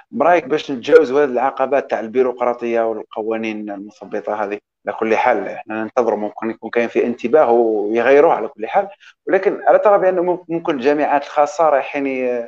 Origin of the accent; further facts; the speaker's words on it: Algeria; آه كاين واحد النقطه عندنا في الجزائر